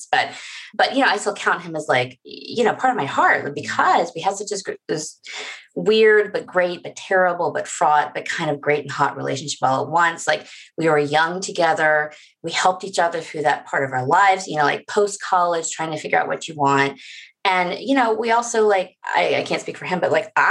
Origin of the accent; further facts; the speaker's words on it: the South, United States; I'm not from small town North Carolina, but like I'm from the South